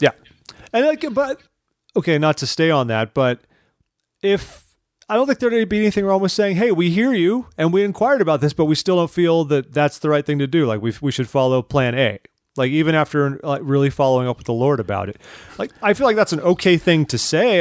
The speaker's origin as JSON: {"language": "English", "town": "Newport Beach", "region": "California", "country": "United States", "tie": "born or raised there", "moved": "yes", "said": "my hometown, my Newport Beach Temple back home"}